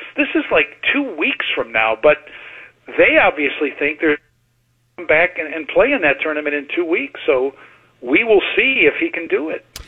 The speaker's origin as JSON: {"language": "English", "town": "Maywood", "region": "Illinois", "country": "United States", "tie": "born or raised there", "said": "my hometown of Maywood"}